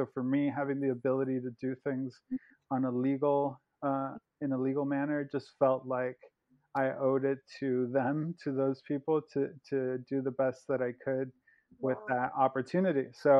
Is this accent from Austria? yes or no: no; Mexico; also born or lived in Los Angeles, United States; So I'm from Mexico. I was born in Mexico. And my family, my dad is a U.S. citizen, albeit from a Mexican background. So when I was about 4 years old, we moved from Mexico back to L.A., where my dad is from.